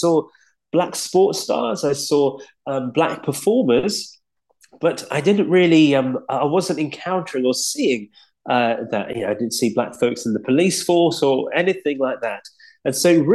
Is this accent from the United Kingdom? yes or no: yes; Leeds, Yorkshire and the Humber, United Kingdom; accent: Yorkshire; I grew up in Leeds in West Yorkshire